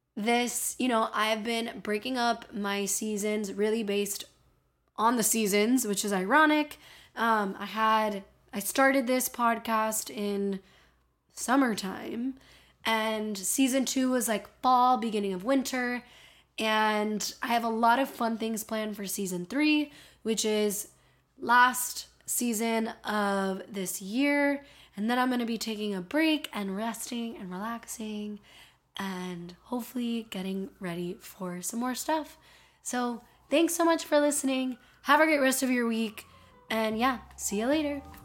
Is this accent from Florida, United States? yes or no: yes; Miami, Florida, United States; accent: Miami; my Miami accent's